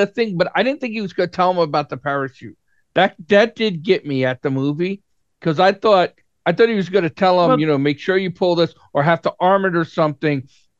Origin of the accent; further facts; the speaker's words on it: United States; I just mean like as an American sitting there